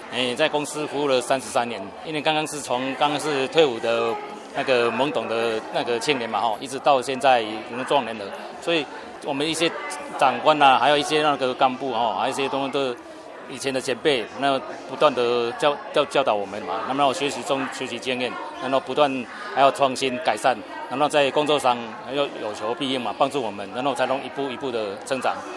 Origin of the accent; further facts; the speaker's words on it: Indonesia; Chinese is a second language; moved away as an adult; now in Taichung, Taiwan; 我当印尼来八年